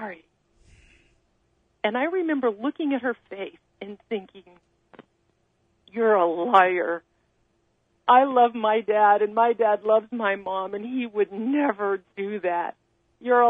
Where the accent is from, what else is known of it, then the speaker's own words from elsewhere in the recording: near Mount Shasta, Northern California, United States; I grew up in the mountains of Northern California, not far from Mount Shasta